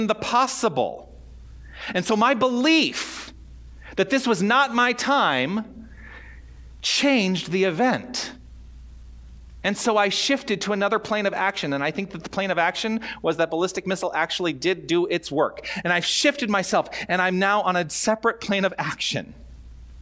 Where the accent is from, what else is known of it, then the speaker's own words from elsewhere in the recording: Tucson, Arizona, United States; moved away as an adult; also born or lived in Toronto / Southern California; now in Tucson, United States; I want to return to Tucson and I want to engage in spiritual practice. I want to let my ministry thrive in my hometown